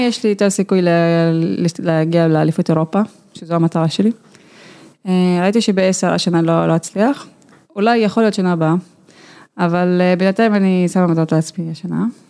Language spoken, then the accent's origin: Hebrew; Haifa District, Israel; אצלנו בכפר